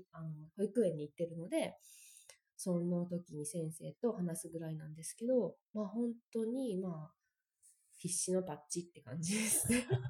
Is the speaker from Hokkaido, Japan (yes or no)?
no; Osaka, Japan; moved away as an adult; now in Australia; 私は大阪です。うん、大阪でもまあ田舎の方やけど、まあ大阪です。